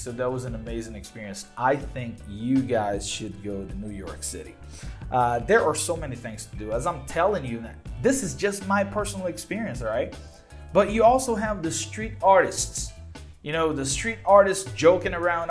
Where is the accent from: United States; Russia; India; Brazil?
Brazil; Belo Horizonte, Minas Gerais; English is a second language; I'm from Belo Horizonte, right? We have only one subway line.